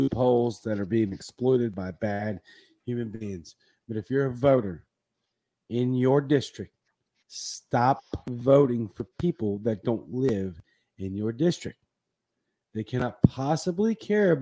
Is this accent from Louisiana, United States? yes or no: yes; Cajun, Louisiana, United States; a Cajun Libertarian.